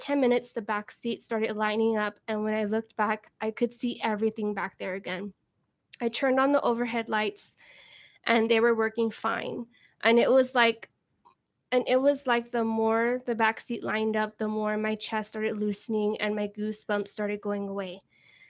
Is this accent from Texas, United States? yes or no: yes; San Antonio, Texas, United States; I'm from San Antonio, Texas